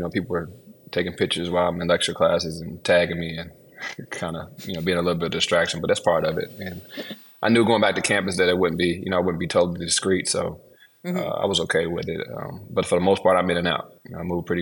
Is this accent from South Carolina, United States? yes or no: no; Louisville, Kentucky, United States; I'm back in Louisville, Kentucky, my hometown